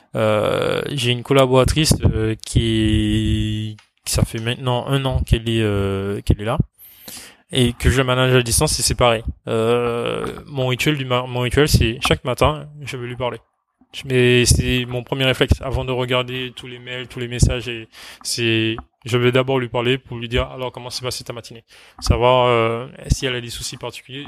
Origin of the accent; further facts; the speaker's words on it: Martinique; moved away; Alors moi, je suis originaire de Martinique, donc ma famille est là-bas.